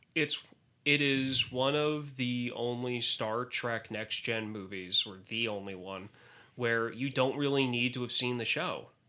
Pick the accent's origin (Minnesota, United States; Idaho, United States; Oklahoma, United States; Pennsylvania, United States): Pennsylvania, United States; Bethlehem; I am from Bethlehem, Pennsylvania